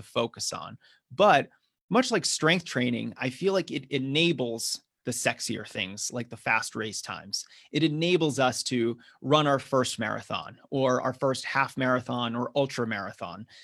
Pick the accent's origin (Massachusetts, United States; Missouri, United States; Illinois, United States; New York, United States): Massachusetts, United States; now in Denver, United States; I'm originally from the East Coast, grew up in Massachusetts, although now I'm running uh, here in Colorado. I live in Denver